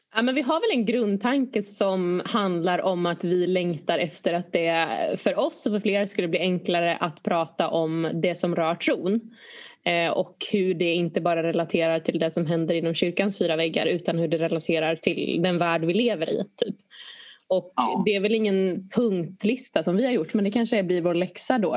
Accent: Umeå, Västerbotten County, Sweden; moved away as an adult; AC län, Ålidhems församling, Umeå

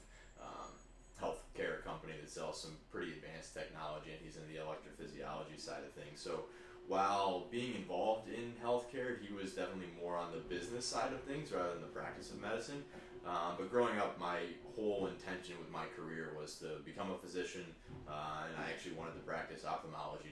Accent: Columbus, Ohio, United States; also born or lived in Cleveland, Ohio; I grew up in Columbus, Ohio. I was actually born in Cleveland, but grew up in Columbus. Lived in the same house my entire life until I went to college

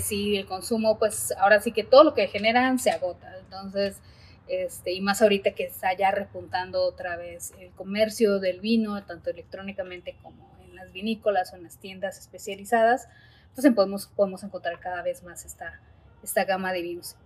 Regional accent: Ensenada, Baja California, Mexico; somos de Ensenada, digo, eh, aquí mismo en Ensenada

